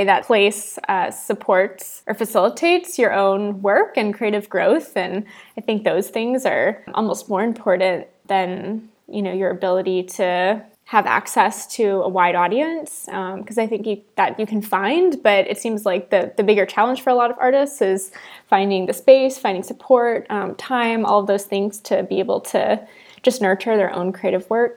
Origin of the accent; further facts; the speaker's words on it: West Palm Beach, Florida, United States; now in Baltimore, United States; I grew up in South Florida around the West Palm area